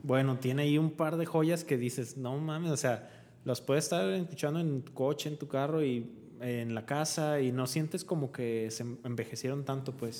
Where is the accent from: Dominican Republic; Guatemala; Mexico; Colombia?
Mexico; nosotros somos mexicanos